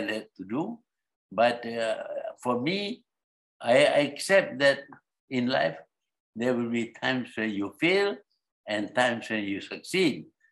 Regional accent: Malaysia; Malaya was our country

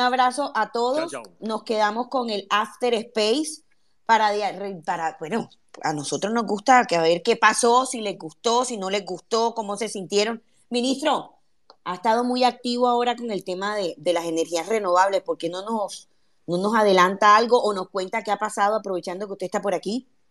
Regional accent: Colombia; Yo me siento como colombiana

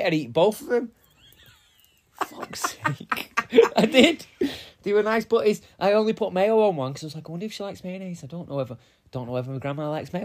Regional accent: Manchester, North West England, United Kingdom; I'm 36, I'm from Manchester

